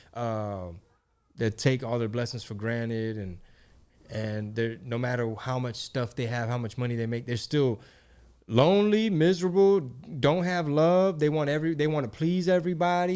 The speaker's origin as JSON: {"language": "English", "region": "Texas", "country": "United States", "said": "we're both Mexican, we're both from Texas"}